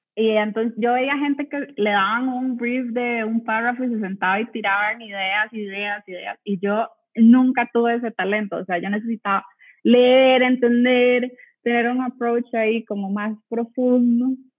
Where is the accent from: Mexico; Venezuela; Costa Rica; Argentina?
Costa Rica; yo soy de Costa Rica